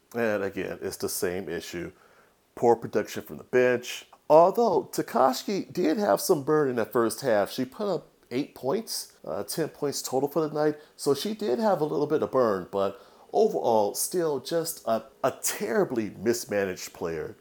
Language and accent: English; Chicago, Illinois, United States; my hometown Chicago